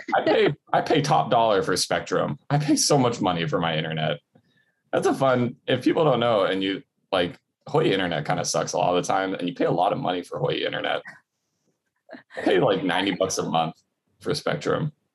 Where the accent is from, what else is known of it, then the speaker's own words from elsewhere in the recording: North Shore, Hawaii, United States; growing up on the North Shore, our closest mall was Pearl Ridge, and that was 35 minutes away